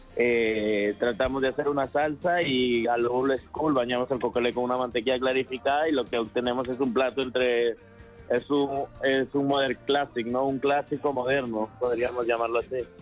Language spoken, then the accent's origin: Spanish; Peru; now in Madrid, Spain; soy peruano